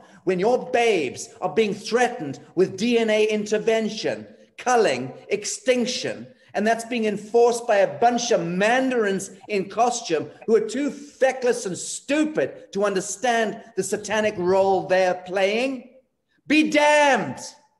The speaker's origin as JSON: {"language": "English", "region": "Scotland", "country": "United Kingdom", "said": "I'm Scottish, so there's a kind of kinship there that's not too far removed."}